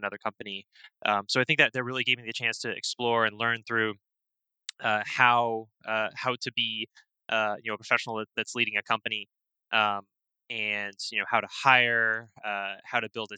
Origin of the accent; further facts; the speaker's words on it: Tampa, Florida, United States; moved away as an adult; also born or lived in Port Chester, New York / White Plains, New York / Georgia; I grew up in the Tampa Bay area, down in Florida, went to high school down there